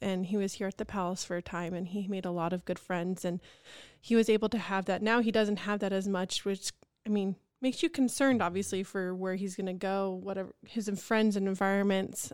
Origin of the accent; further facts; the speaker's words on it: Topeka, Kansas, United States; growing up in Topeka and seeing this happening in your hometown